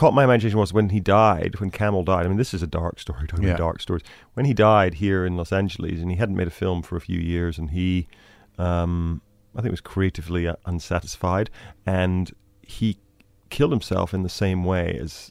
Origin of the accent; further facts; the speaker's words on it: Scotland, United Kingdom; I grew up in Scotland, the countryside, north of Glasgow, near Loch Lomond.